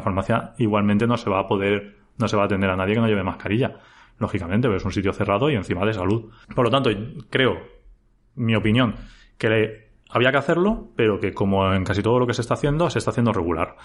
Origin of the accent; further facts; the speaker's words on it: Elda, Valencian Community, Spain; que soy de Elda, y que trabajo en IBI